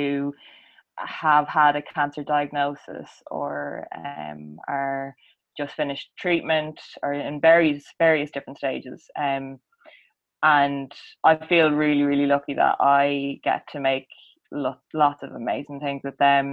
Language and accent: English; County Meath, Leinster, Ireland; also born or lived in Dublin; I grew up in a really rural, tiny little parish in County Meath